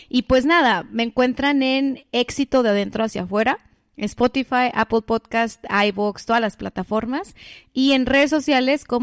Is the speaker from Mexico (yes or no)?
yes; Mexico; porque también soy mexicana y también estoy conectada a esta energía.